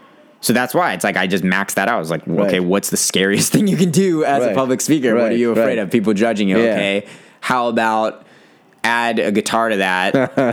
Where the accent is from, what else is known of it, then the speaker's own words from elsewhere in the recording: California, United States; It was awesome.